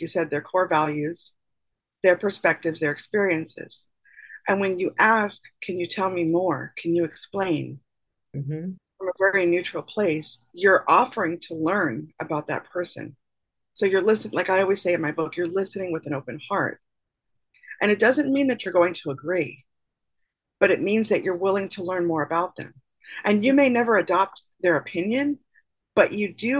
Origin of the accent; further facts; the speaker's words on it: New York City, New York, United States; moved away; also born or lived in northern Florida; I'm from New York City